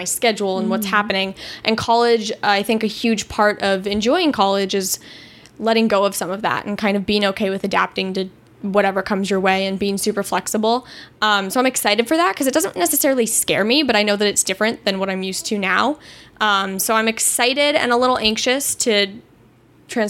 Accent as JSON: {"language": "English", "town": "Los Angeles", "region": "California", "country": "United States", "tie": "born or raised there", "also_born_or_lived": "Chicago", "said": "I moved to LA when I was very, very young. So my life has basically been born and raised here"}